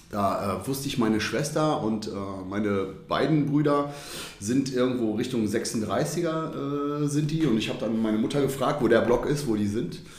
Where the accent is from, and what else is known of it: Düsseldorf, North Rhine-Westphalia, Germany